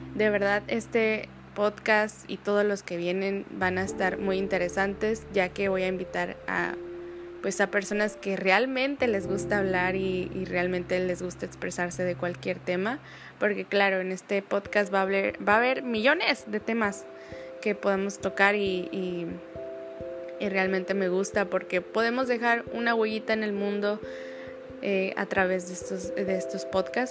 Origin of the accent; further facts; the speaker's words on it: Guadalajara, Jalisco, Mexico; moved away as an adult; now in Manzanillo, Mexico; soy de Guadalajara, Jalisco y estoy viviendo en Manzanillo